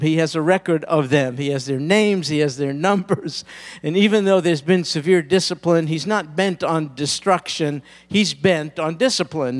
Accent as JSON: {"language": "English", "country": "United States", "said": "particularly as American Christians."}